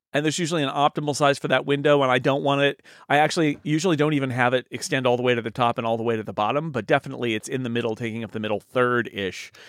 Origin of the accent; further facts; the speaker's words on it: United States; I'm an American